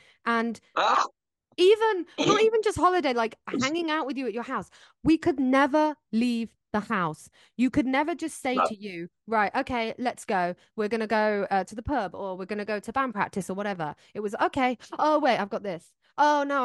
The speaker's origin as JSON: {"language": "English", "country": "United Kingdom", "said": "everyone knows I'm British."}